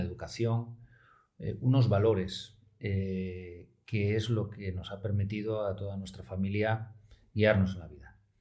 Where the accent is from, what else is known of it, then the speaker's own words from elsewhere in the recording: Oviedo, Asturias, Spain; also born or lived in Pamplona; yo soy de Oviedo, soy del Oviedín del Alma